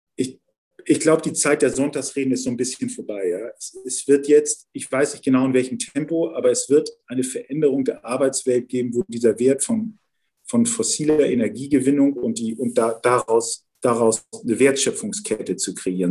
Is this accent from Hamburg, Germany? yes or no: yes; Hamburg, Germany; Ich bin ja Wilhelmsburger. Ich bin ja in Wilhelmsburg äh, aufgewachsen